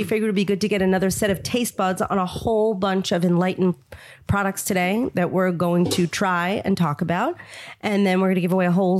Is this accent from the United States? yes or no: yes; New York, United States; And I'm a New Yorker